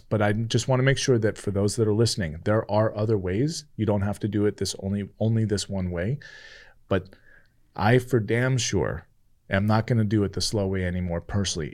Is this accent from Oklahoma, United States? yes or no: no; California, United States; moved away; I grew up in California.